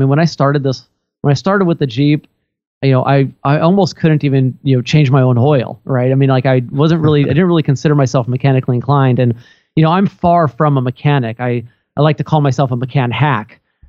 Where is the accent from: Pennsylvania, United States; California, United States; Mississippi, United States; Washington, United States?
Washington, United States; Redmond; my hometown here in Redmond, Washington.